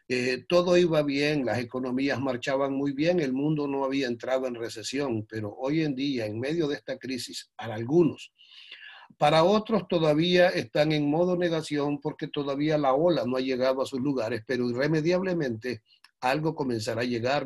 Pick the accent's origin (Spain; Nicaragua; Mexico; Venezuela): Nicaragua; como nicaragüenses